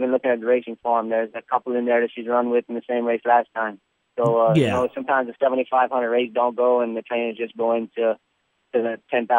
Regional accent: Louisiana, United States; I'm from Louisiana.

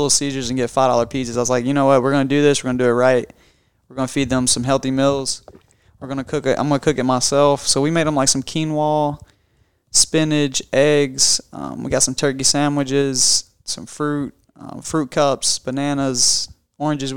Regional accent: Kentucky, United States; born or raised there

